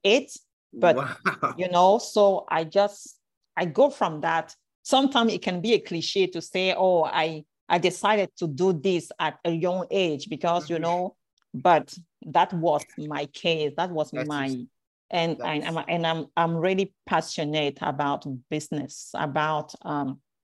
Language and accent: English; France; English is a second language; moved away; also born or lived in Cameroon; I'm a Cameroonian, originally from Cameroon. And I grew up in France